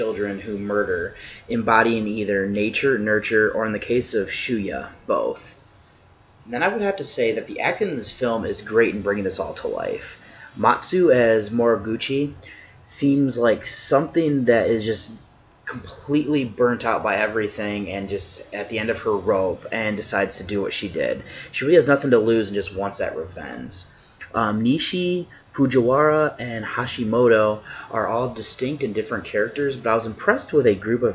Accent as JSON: {"language": "English", "country": "United States", "said": "I'm an American"}